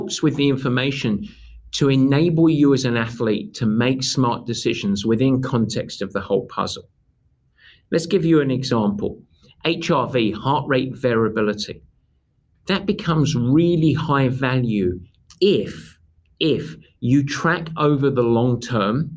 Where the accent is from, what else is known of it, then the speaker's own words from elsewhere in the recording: England, United Kingdom; now in United States; I'm English